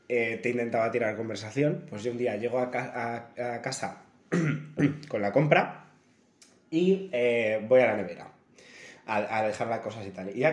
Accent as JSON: {"language": "Spanish", "region": "Andalusia", "country": "Spain", "accent": "Andalusian", "said": "Y yo, perdonad mi acento andaluz."}